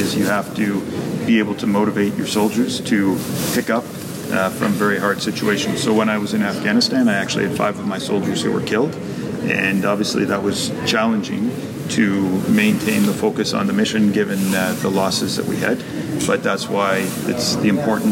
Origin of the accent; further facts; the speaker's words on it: Ontario, Canada; I grew up in Ontario, we did grade 13 at the time